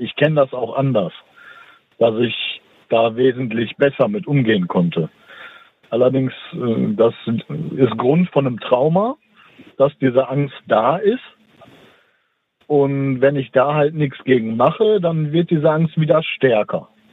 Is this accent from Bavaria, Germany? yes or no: no; Dortmund, North Rhine-Westphalia, Germany; moved away; Das ist also meine Heimatstadt, auch wenn ich nicht mehr da wohne